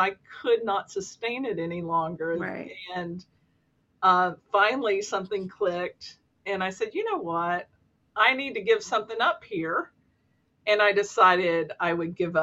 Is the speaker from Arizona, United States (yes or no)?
no; Kentucky, United States; I'm from Kentucky, and a huge Kentucky Wildcats basketball